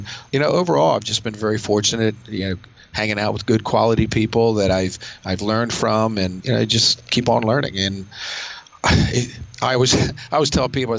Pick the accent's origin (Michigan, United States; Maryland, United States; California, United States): Maryland, United States; near Westminster; I do train in a gym near my hometown